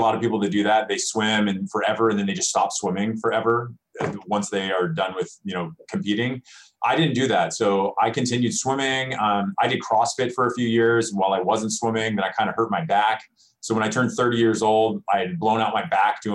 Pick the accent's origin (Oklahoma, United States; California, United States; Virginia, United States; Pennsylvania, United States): California, United States; Southern; moved away as an adult; also born or lived in Cincinnati; growing up in Southern California